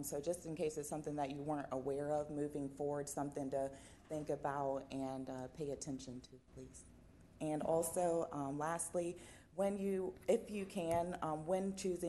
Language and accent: English; Blacksburg, Virginia, United States; also born or lived in Montgomery County, Virginia; I am born and raised in Blacksburg, Virginia, and I currently live in Montgomery County.